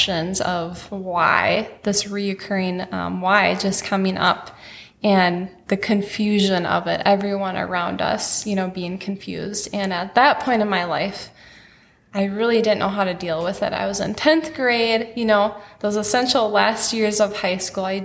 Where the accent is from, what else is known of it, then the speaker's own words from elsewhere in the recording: Wadena, Minnesota, United States; And I grew up in Wadena, Minnesota, so in a small farm town, rural town